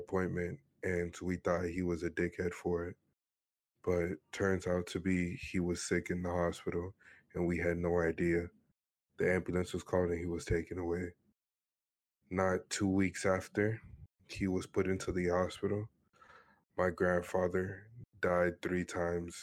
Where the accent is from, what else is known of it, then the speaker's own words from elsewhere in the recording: Miami, Florida, United States; moved away; also born or lived in Vancouver / Arkansas / New York; I was born and raised in Miami, Florida